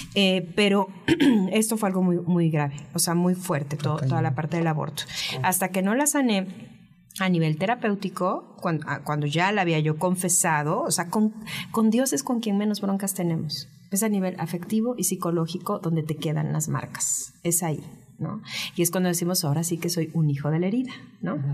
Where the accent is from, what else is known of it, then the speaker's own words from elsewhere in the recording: Veracruz, Mexico; soy jarocha